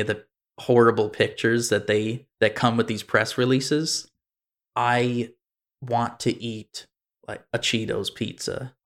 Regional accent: United States; I'm American

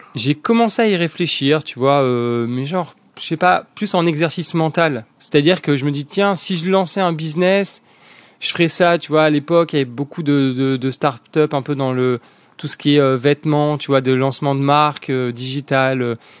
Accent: La Ciotat, Provence-Alpes-Côte d'Azur, France; also born or lived in Lorraine / Montpellier / Paris / Dublin; j'ai découvert la Ciotat. j'ai grandi à Ciotat

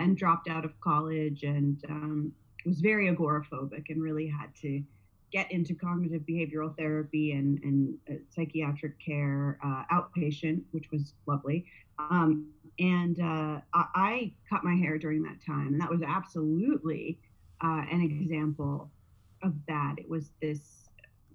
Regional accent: New Jersey, United States; now in Southern California, United States; I'm from New Jersey

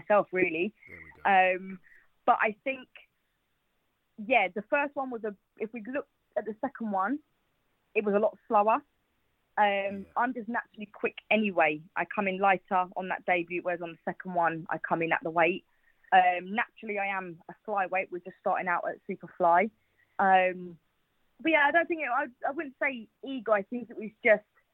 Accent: Watford, East of England, United Kingdom; I'm from Watford.

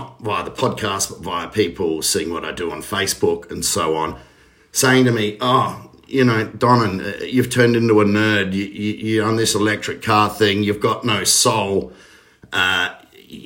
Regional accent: Australia; being an Australian

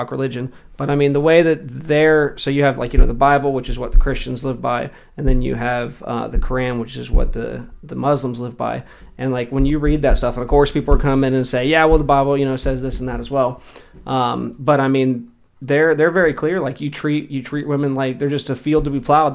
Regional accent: United States; as American people

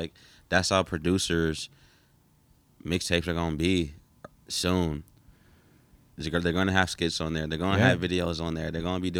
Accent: Georgia, United States; moved away; I'm from Georgia. So I was just like, oh, I'm from Georgia too.

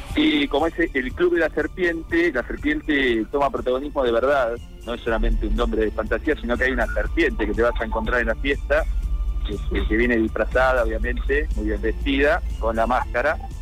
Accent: Buenos Aires, Argentina; Somos de Capital

